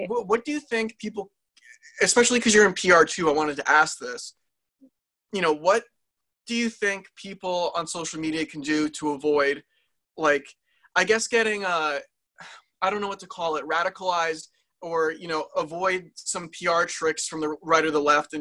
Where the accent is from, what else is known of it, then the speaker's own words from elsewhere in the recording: New Jersey, United States; we're from Jersey.